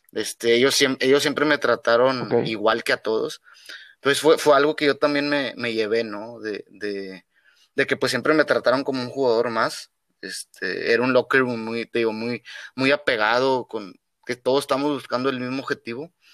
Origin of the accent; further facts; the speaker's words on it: Mexico; moved away as an adult; soy mexicano